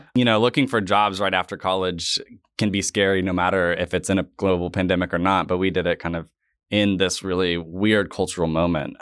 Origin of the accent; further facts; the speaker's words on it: Tulsa, Oklahoma, United States; we both grew up here, so I think for me personally, I had a different experience of Tulsa when I was here in high school